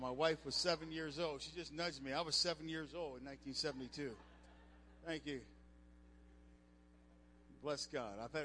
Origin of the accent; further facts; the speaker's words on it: Cincinnati, Ohio, United States; moved away as an adult; also born or lived in Las Cruces, New Mexico; I grew up in Cincinnati, and I was at New Mexico State in college on a scholarship.